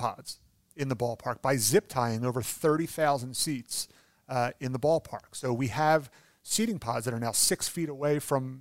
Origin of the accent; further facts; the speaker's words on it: Philadelphia, Pennsylvania, United States; I'm from Philadelphia